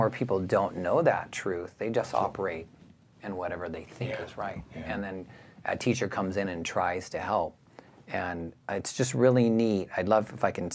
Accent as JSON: {"language": "English", "town": "Simi Valley", "region": "California", "country": "United States", "tie": "born or raised there", "also_born_or_lived": "San Diego", "said": "I grew up in Simi Valley, California"}